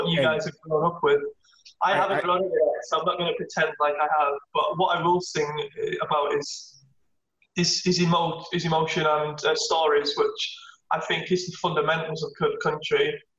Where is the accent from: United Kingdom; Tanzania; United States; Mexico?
United Kingdom; England; Then we kind of, then as I grew up kind of in England, Britpop and indie's very big music.